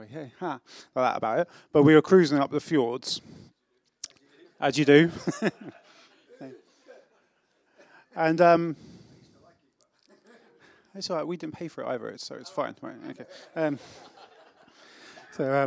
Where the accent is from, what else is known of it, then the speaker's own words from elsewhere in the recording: England, United Kingdom; now in South Wales, United Kingdom; I am English